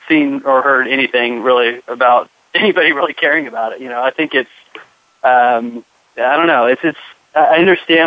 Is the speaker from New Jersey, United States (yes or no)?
no; Orange County, California, United States; I grew up in Orange County, California